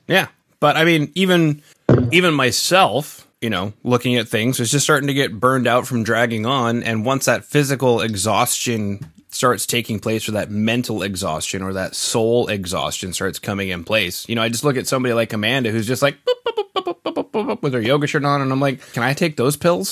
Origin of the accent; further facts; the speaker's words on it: Canada; being Canadian